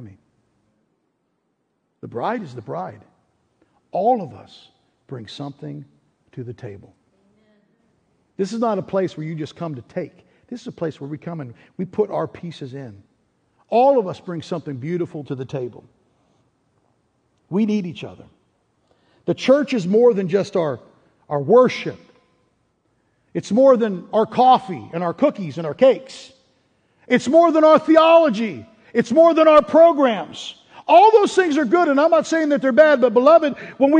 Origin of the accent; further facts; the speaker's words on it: Pittsburgh, Pennsylvania, United States; growing up in Pittsburgh, the school I went to, the elementary school, was Ramsey Elementary School